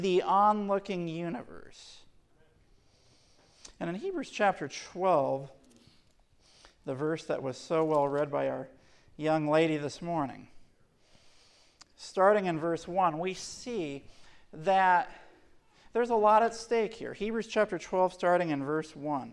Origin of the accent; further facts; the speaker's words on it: Portland, Tennessee, United States; I grew up in Portland, Tennessee